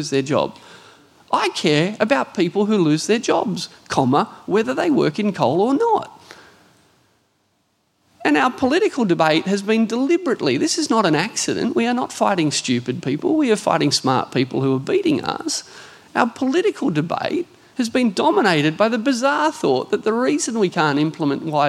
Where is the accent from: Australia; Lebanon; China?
Australia; Hunter Valley, New South Wales; I grew up in the Hunter Valley